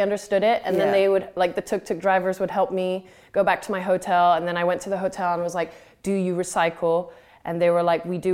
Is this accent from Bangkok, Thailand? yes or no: no; Phuket, Thailand; I grew up in Thailand, and I grew up by the sea, growing up on an island